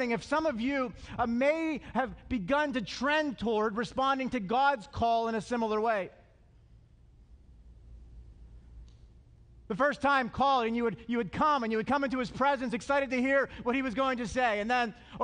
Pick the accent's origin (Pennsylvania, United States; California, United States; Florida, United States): Pennsylvania, United States; Altoona; I'm from Altoona